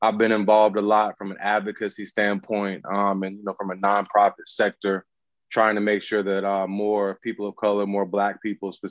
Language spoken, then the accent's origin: English; Southeast, United States; moved away as an adult; also born or lived in Atlanta / Munich, Germany / Portland, Oregon; I'm from the Southeast.